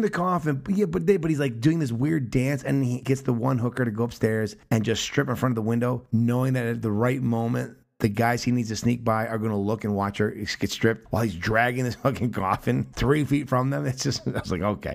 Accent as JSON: {"language": "English", "country": "United States", "said": "as an American viewer"}